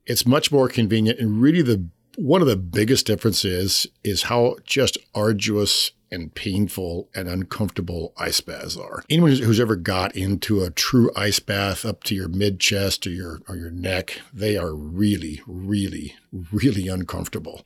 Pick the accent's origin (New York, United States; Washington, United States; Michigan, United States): Washington, United States; Pasco; moved away as an adult; also born or lived in California / Huntington Beach; now in Spokane, United States; I grew up in Pasco